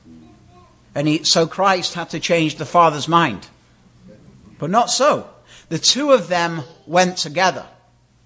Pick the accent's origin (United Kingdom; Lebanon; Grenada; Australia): United Kingdom; moved away; we have a queen where I come from. But imagine if I, as a British citizen